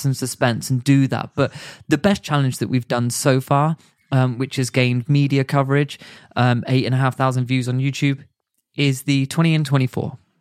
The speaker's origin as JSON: {"language": "English", "country": "United Kingdom", "said": "as a British citizen"}